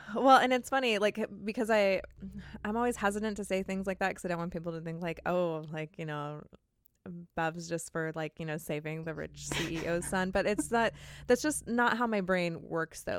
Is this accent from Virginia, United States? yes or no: no; California, United States; I'm from California